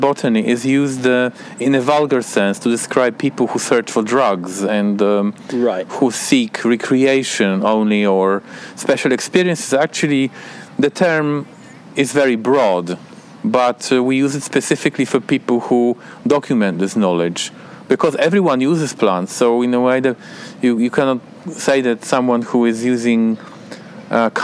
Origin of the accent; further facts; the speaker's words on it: Poland; I'm an ethnobotanist from Poland